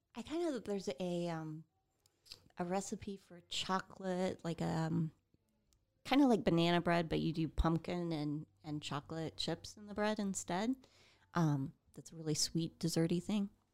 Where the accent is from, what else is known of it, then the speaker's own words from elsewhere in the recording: Midwest, United States; we're from the Midwest